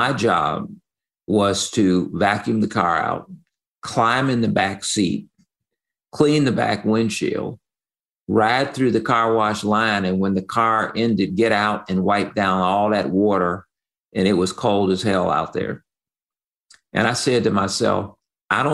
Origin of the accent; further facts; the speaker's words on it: Chicago, Illinois, United States; I grew up on the South Side of Chicago